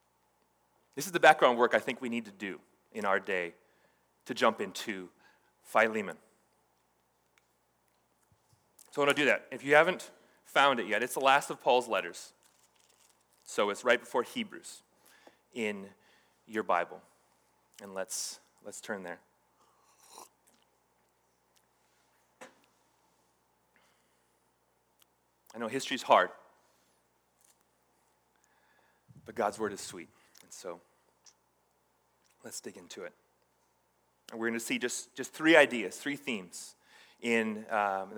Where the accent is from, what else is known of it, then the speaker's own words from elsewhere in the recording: Hawaii, United States; I grew up in Hawaii, and there's this Hawaiian kind of Asian islander culture that I grew up